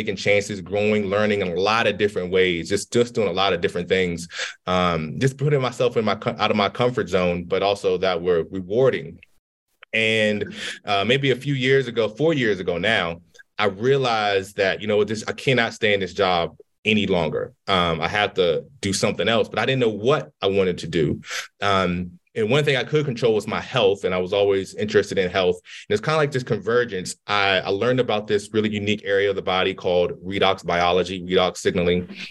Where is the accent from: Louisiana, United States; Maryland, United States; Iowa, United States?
Maryland, United States; D.C. area; I grew up in Maryland, D.C. area.